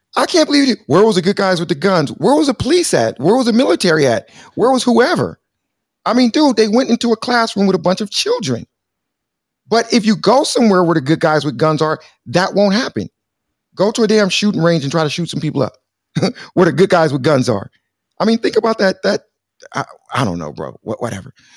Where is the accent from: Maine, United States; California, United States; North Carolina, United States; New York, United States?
California, United States; Compton; also born or lived in Los Angeles; I'm from beautiful sunny, sunny Southern California